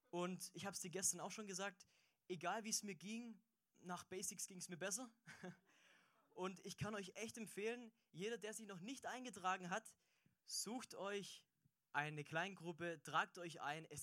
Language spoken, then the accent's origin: German; Aalen, Baden-Württemberg, Germany; ich komme aus Aalen und ich war mit der Georgina, war ich im vielleicht coolsten Hauskreis der Welt.